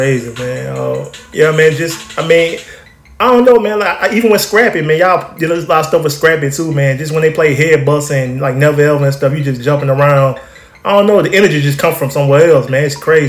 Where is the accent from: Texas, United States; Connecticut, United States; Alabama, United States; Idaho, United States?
Alabama, United States; now in New Orleans, United States; I'm from Alabama originally, man. So, I'm born and raised in Alabama.